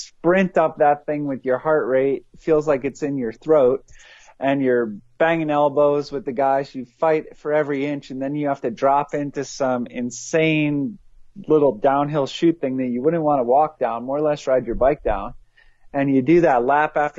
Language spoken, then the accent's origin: English; East Coast, United States; I grew up on the East Coast, where it was rocky and rooty